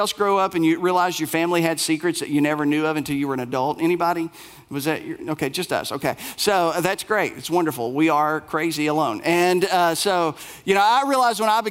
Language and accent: English; Bell County, Kentucky, United States; moved away; I was raised in Bell County, Kentucky